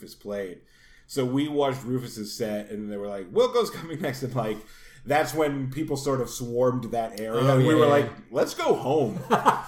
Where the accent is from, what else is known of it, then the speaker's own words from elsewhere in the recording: Rhode Island, United States; I'm from Rhode Island